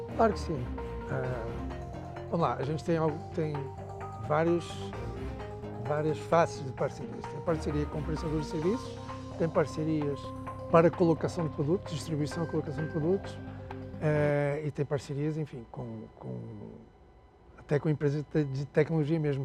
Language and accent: Portuguese; Angola; accent: Portuguese; moved away as an adult; also born or lived in Portugal / Rio de Janeiro, Brazil; now in Brazil; eu nasci em Portugal, está claro pelo sotaque, né? É, fui criado na África até, minha, até os 19 anos, até ter uma guerra civil em Angola